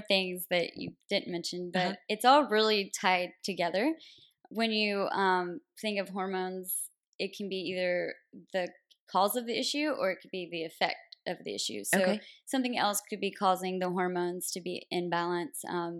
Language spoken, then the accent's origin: English; a small town outside Nashville, Tennessee, United States; moved away as an adult; also born or lived in Connecticut; now in San Diego, United States; So I'm originally from Nashville, Tennessee, a really small town outside of Nashville.